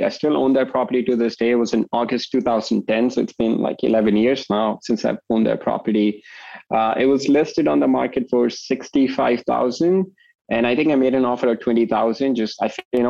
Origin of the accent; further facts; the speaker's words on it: India; moved away as an adult; also born or lived in New York / Chicago / California; now in Toronto, Canada; So I moved here from India, you know, so shocker, I'm not from Texas originally. I moved here from India right after high school. So I was 18 when I moved to New York.